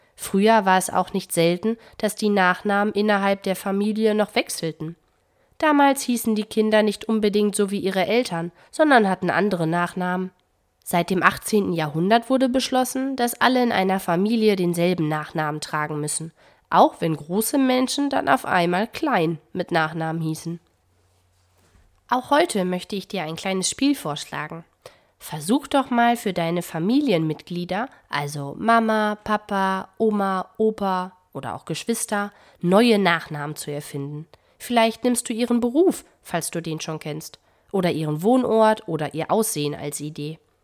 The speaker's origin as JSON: {"language": "German", "country": "Germany", "said": "bei uns in Deutschland"}